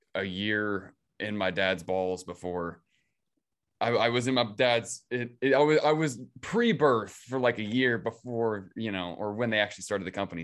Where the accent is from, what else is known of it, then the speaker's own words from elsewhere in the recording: Ravensdale, Washington, United States; grew up in, in Ravensdale, Washington